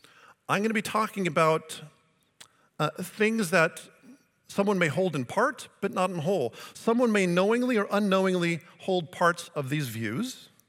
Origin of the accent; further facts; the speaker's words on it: Colbert, United States; I'm from Colbert. All of you non-Colbert people, you're bad.